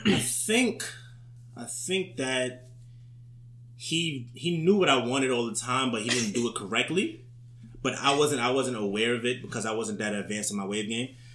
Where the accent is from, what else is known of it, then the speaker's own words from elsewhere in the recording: New York City, New York, United States; I was born and raised in Harlem